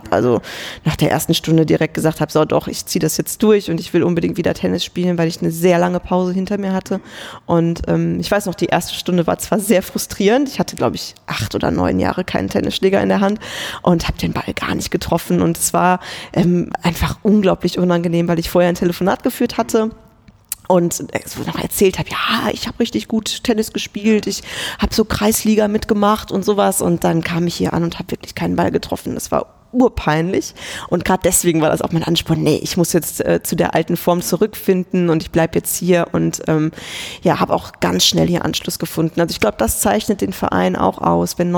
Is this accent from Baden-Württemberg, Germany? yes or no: no; Kevelaer, North Rhine-Westphalia, Germany; Das ist der Ort, in dem ich geboren wurde, wo ich herkomme. Es ist am Niederrhein.